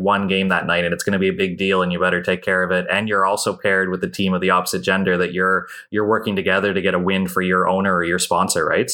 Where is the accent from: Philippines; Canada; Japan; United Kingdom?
Canada; as a Canadian